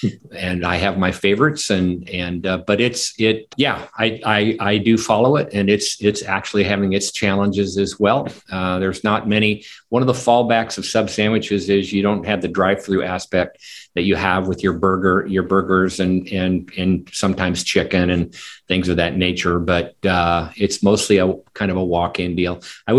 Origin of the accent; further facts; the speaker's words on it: Omaha, Nebraska, United States; moved away as an adult; now in Houston, United States; I grew up in the snow and the ice and the cold weather of Nebraska